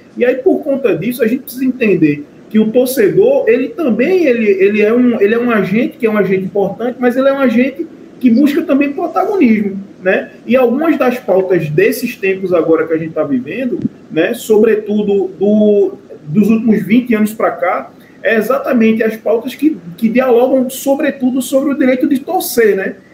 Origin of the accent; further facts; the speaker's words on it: interior of Pernambuco, Brazil; eu sou do interior do Pernambuco